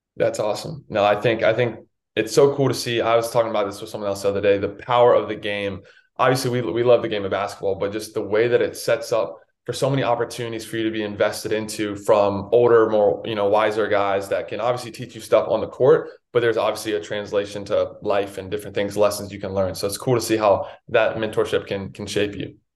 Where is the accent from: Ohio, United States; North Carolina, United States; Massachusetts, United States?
North Carolina, United States; I grew up in North Carolina